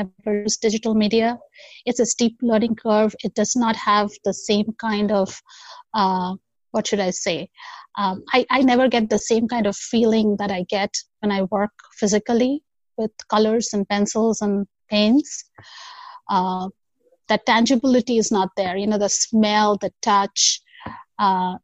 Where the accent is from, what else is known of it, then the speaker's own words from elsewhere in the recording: Kolkata, West Bengal, India; now in United States; So I come originally from India, Calcutta, to be precise. It's called Kolkata now. I'm currently in the United States.